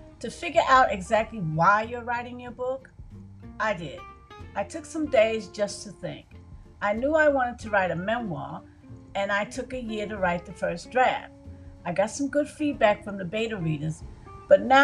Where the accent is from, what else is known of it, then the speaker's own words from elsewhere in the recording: New York City, New York, United States; moved away as an adult; also born or lived in Orlando, Florida; I grew up in Brooklyn, New York